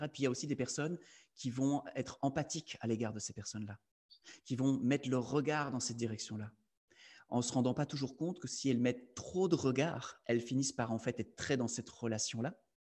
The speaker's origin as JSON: {"language": "French", "country": "Belgium", "said": "Je suis belge"}